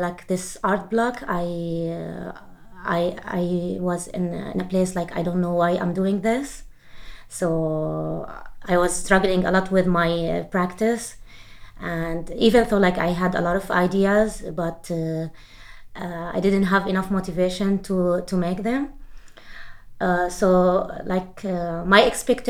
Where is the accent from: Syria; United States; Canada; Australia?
Syria; now in France; I am Syrian artist. I'm based now in France